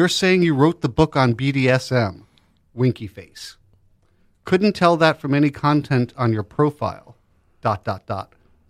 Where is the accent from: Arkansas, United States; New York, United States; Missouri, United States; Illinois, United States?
New York, United States; New York City; born and raised in Greenwich Village, New York City.